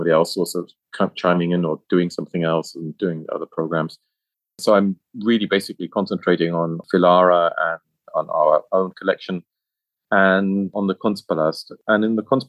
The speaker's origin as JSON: {"language": "English", "town": "Düsseldorf", "region": "North Rhine-Westphalia", "country": "Germany", "tie": "born or raised there", "said": "Düsseldorf, as my hometown."}